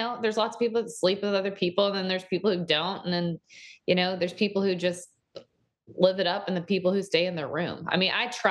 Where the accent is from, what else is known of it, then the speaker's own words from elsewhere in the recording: Dallas, Texas, United States; moved away; I grew up in Dallas, in Texas